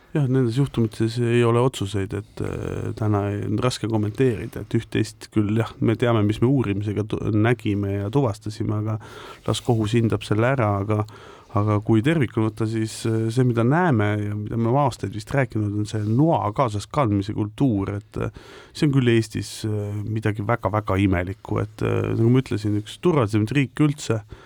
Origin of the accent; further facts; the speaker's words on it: Estonia; also born or lived in Netherlands; natuke oleme ikkagi eestlased